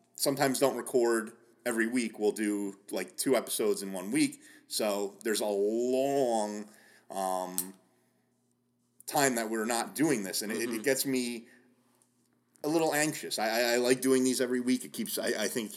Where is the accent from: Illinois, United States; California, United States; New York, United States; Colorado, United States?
New York, United States; Orange County; We're actually from Orange County, New York